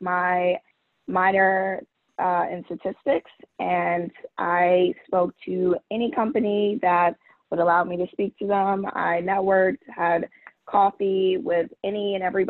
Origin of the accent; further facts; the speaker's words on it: Marietta, Georgia, United States; moved away as an adult; also born or lived in New York; I'm originally from Marietta, Georgia, which is about 5 minutes outside of Atlanta.